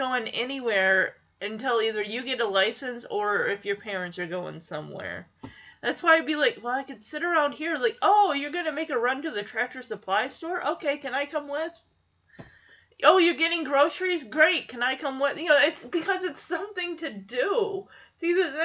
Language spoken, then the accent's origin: English; Lowell, Michigan, United States; the small town of Lowell that I grew up in Michigan